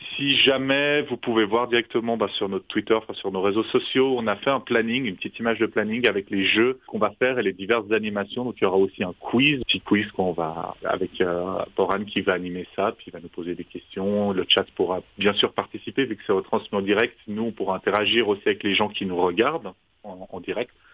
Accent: French-speaking Switzerland, Romandy, Switzerland; on est suisse romand

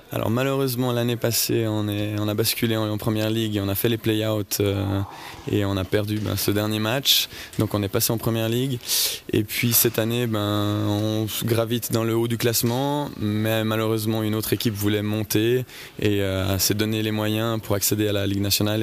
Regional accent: Saint-Maurice, Valais, Switzerland; je viens de Saint-Maurice

